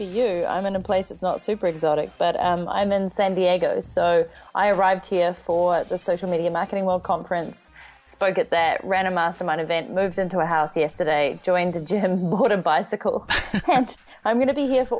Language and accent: English; New Zealand; moved away as an adult; I'm from New Zealand.